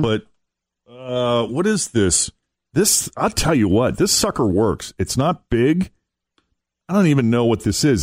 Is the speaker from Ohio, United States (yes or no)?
no; Massachusetts, United States; I was in my home state of Massachusetts